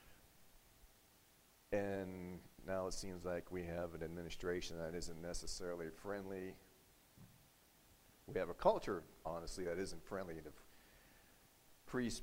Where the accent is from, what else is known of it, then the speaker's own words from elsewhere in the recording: United States; an American who grew up with the right, along with everyone else in this country, to speak freely